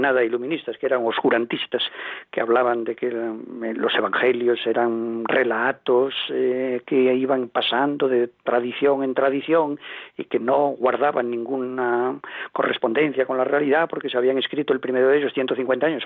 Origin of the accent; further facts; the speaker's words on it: Galicia, Spain; yo soy gallego, como se me nota